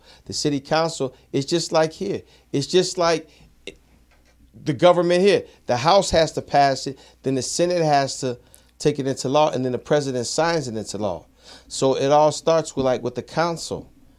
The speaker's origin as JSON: {"language": "English", "town": "Chicago", "region": "Illinois", "country": "United States", "tie": "born or raised there", "said": "I'm from Chicago. And they bringing them into my mom's neighborhood, the neighborhood that I grew up in."}